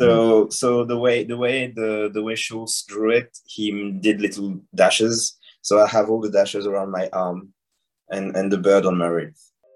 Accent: Senegal; I was I was born and I grew up in Senegal

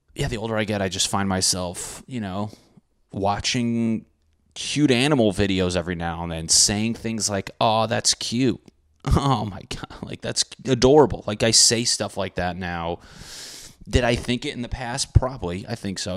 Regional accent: Connecticut, United States; When I grew up in Connecticut

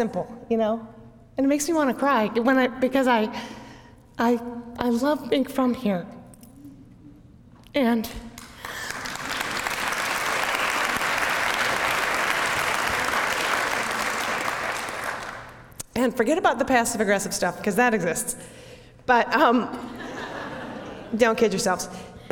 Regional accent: Minneapolis, Minnesota, United States; I grew up in Southwest Minneapolis

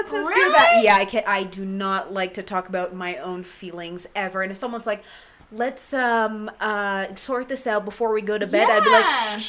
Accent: Canada; I said sorry. And I'm from Canada, so that's like enough.

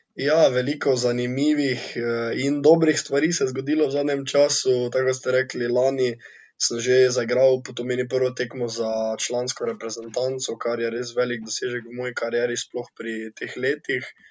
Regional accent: Slovenia; Slovenci smo športni narod

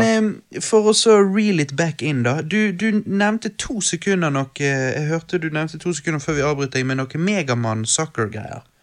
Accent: Bergen, Vestland, Norway; vi er fra Bergen

